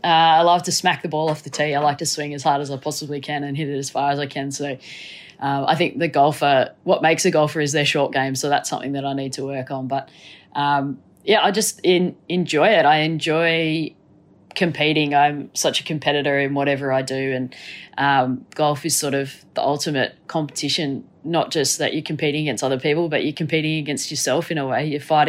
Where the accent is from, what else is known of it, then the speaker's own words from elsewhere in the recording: Gold Coast, Queensland, Australia; born there; I loved NRL growing up. That was what I grew up with. I was born on the Gold Coast, so, you know, the bogan state of Au